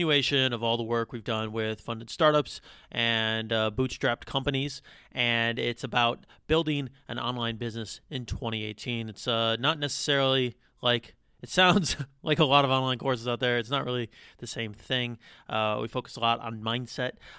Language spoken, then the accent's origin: English; United States; accent: American; my American accent